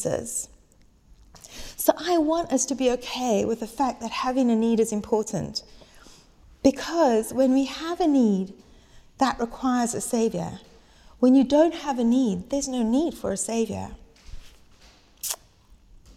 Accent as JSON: {"language": "English", "country": "South Africa", "moved": "as an adult", "lives_now": "United Kingdom", "said": "I was 18 years old, and I moved over to the UK from South Africa"}